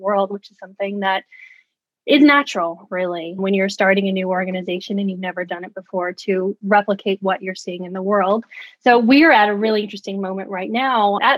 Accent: Tennessee, United States; moved away as an adult; now in New York, United States; I'm originally from Tennessee, but I've been in New York about 4 years now

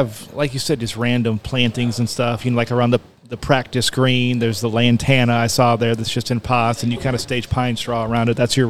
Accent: Illinois and Iowa, Midwest, United States; moved away; I grew up in Illinois and Iowa

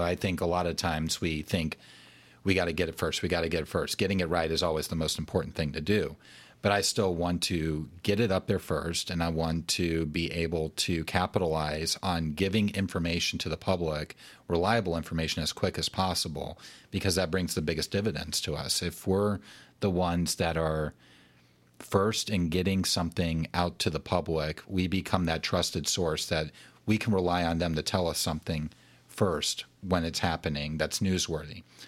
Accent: Alabama, United States; I grew up in Alabama and I'm a big Alabama fan

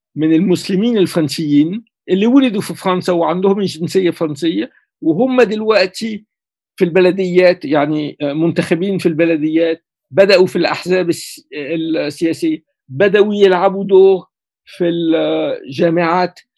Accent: Cairo, Cairo Governorate, Egypt; now in France; ولدت في القاهرة

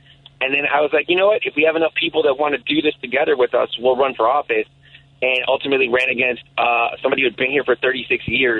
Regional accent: Chicago, Illinois, United States; First, it was like Milwaukee, Damon area, like in the late 80s, early 90s. But because we were broke and an immigrant family, every 2 years we'd move. So I went from there to North and Keeler

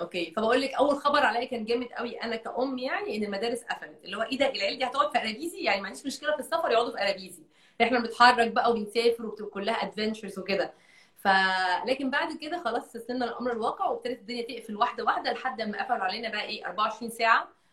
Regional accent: Egypt; أنا بنت من مصر

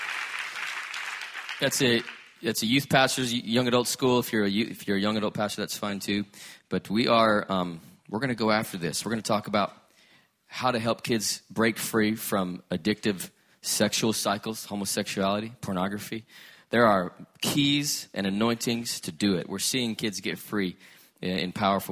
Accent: Salt Lake City, Utah, United States; I was born in Salt Lake City, Utah

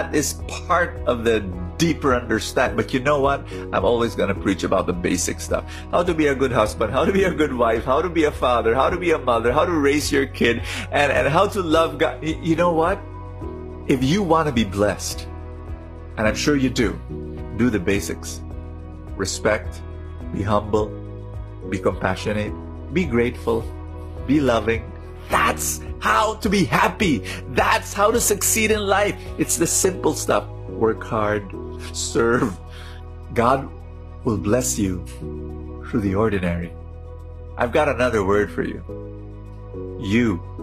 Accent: Philippines; I'm a Filipino

